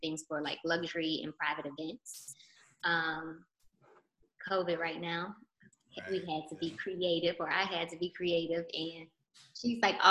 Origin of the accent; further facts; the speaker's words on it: Chicago, Illinois, United States; moved away as an adult; now in Atlanta, United States; I'm from Chicago. I moved to Atlanta like 16 years ago.